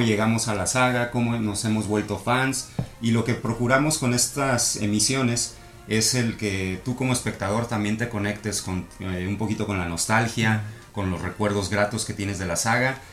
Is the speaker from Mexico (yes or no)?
yes; Mexico City, Mexico; now in Tijuana, Mexico; soy chilango.